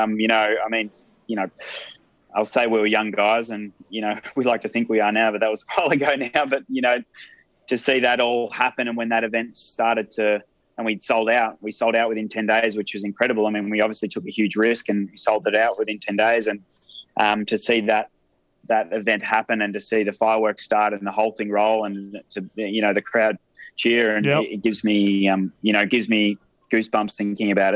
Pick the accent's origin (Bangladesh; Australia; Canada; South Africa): Australia